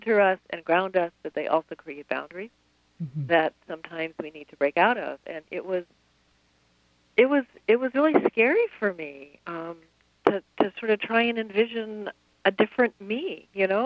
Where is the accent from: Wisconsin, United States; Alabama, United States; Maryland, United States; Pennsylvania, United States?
Wisconsin, United States; Madison; my hometown of Madison